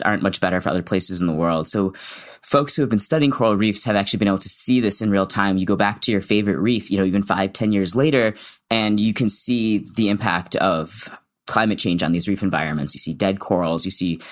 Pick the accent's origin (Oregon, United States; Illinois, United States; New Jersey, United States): Illinois, United States; Chicago; moved away; I'm from the Midwest. I'm from Chicago.